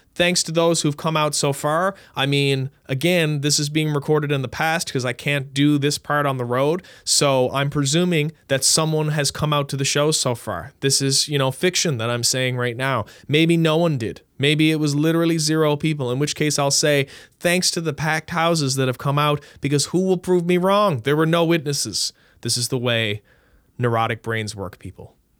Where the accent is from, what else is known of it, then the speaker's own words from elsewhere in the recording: Newfoundland and Labrador, Canada; I'm from Newfoundland